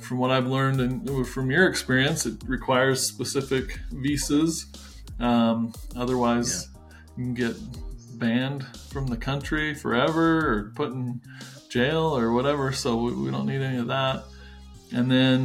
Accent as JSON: {"language": "English", "country": "United States", "said": "being an American"}